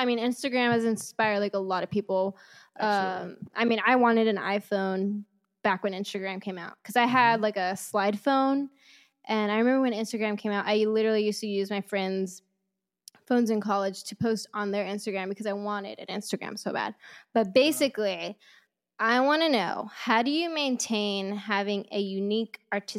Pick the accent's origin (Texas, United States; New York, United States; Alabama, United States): Texas, United States; Come on, I'm from Texas.